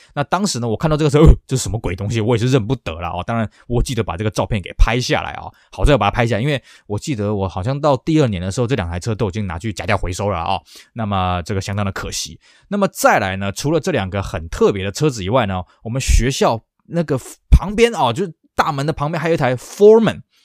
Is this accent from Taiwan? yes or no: yes; Taiwan; moved away as an adult; also born or lived in Beijing; 像我们台湾人早年去大陆要买车，挂的也都是黑牌